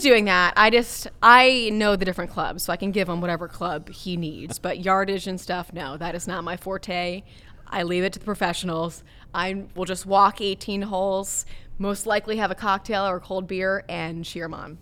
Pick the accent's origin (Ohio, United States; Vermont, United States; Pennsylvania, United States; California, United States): Ohio, United States; Cincinnati; also born or lived in Minnesota; growing up here in Cincinnati